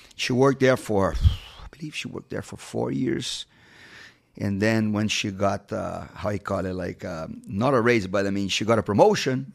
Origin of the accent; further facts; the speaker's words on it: Rio de Janeiro, Brazil; moved away as an adult; now in United States; Rio's my hometown